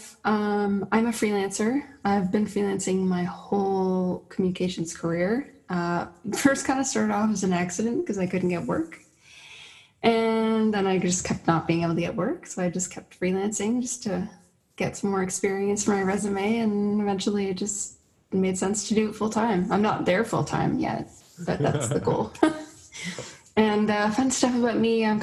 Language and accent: English; Toronto, Ontario, Canada; now in St. Catharines, Canada; I'm from Toronto.